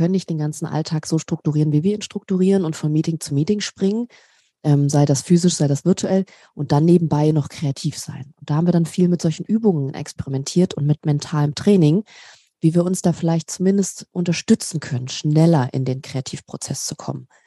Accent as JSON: {"language": "German", "region": "Berlin", "country": "Germany", "said": "Ich komme ursprünglich ähm, aus Berlin, äh, bin Berliner Göre und liebe Großstädte."}